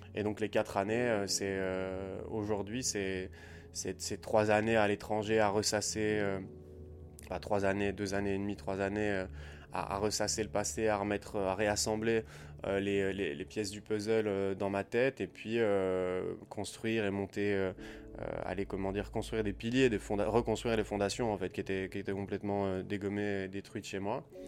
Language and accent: French; Liège, Wallonia, Belgium; moved away as an adult; also born or lived in Southeast Asia; je suis resté quand même 8 mois à Liège, euh, dans ma ville en, Belgique